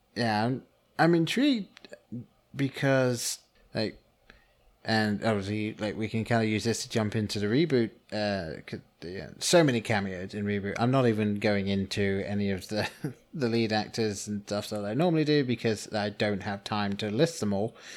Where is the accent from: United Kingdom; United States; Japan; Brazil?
United Kingdom; England; growing up in England